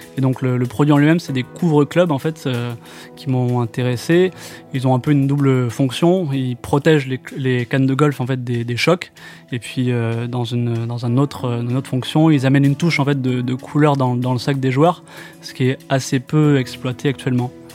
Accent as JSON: {"language": "French", "town": "Bordeaux", "region": "Nouvelle-Aquitaine", "country": "France", "also_born_or_lived": "Barcelona / Paris / Montreal", "moved": "as an adult", "said": "je suis de Bordeaux à la base et puis euh, je suis passé par euh, Barcelone"}